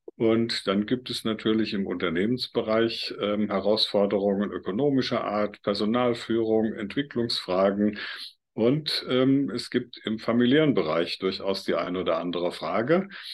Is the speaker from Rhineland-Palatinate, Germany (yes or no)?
yes; Mainz Basin, lower Nahe, near Bingen am Rhein, Rhineland-Palatinate, Germany; Ich komme ja hier aus der Region Mainzer Becken, unterer äh, Nahelauf in der Nähe von Bingen am Rhein